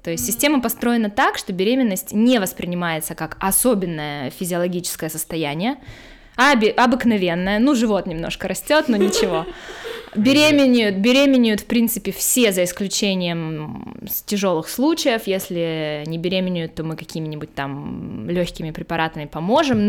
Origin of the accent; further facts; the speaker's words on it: Khabarovsk, Khabarovsk Krai, Russia; moved away as an adult; also born or lived in United States; now in Germany; Я, наверное, должна была родиться в Монголии, а не в Хабаровске, там недалеко